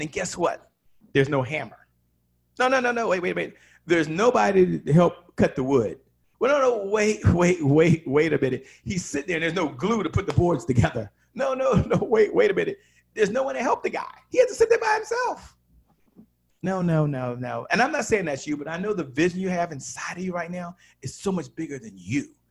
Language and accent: English; Washington, District of Columbia, United States; I'm from Washington, D.C.